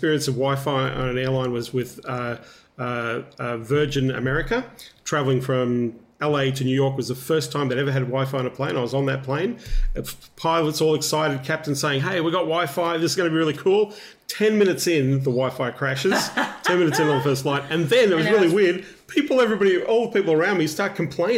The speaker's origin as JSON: {"language": "English", "town": "Melbourne", "region": "Victoria", "country": "Australia", "also_born_or_lived": "Austin, Texas, United States / Los Angeles, United States / San Diego, United States", "moved": "yes", "lives_now": "Gold Coast, Australia", "said": "I'm originally from Melbourne"}